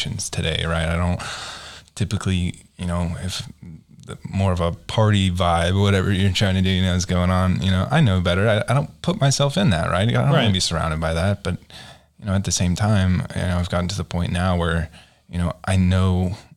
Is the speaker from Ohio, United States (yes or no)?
no; Edmond, Oklahoma, United States; now in Oklahoma City, United States; I grew up in Edmond, which is just north of here in Oklahoma City.